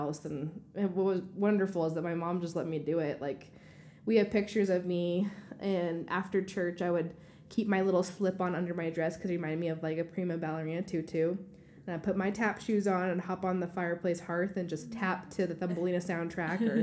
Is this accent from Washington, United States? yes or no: yes; Washington, United States; moved away; also born or lived in Colorado / Tennessee / New York; I grew up in Washington State, and I was born and raised on a farm until I moved to Colorado for my skating.